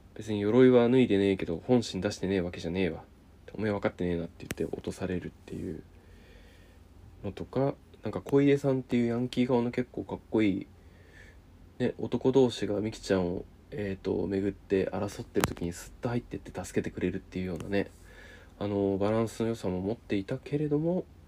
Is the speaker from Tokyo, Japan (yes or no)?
no; Niigata, Japan; 私あの新潟出身